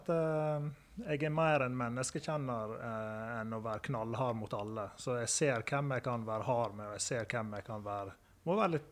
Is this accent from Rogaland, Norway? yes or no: no; Høyanger, Vestland, Norway; moved away as an adult; now in Førde, Norway; Oppvekst i Høyanger eh, kan ikke si noe annet enn var fantastisk. Det er jo en, er jo en nydelig bygd å, bli, å, vokse opp i.